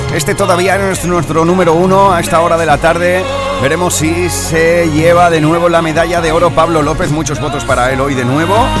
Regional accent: Huelva, Andalusia, Spain; mi tierra de Huelva

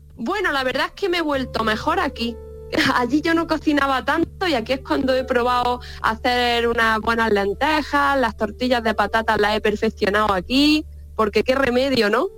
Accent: Baza, Andalusia, Spain; moved away as an adult; now in London, United Kingdom; las migas de mi tierra

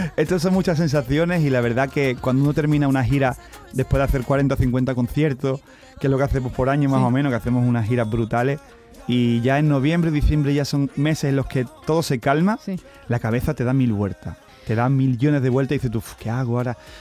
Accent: Camas, Andalusia, Spain; yo soy camero. Yo soy de Sevilla

